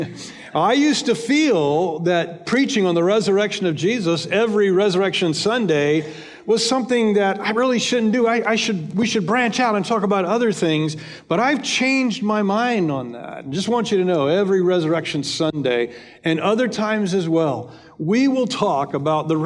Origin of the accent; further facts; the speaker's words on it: United States; Americans, 66% of us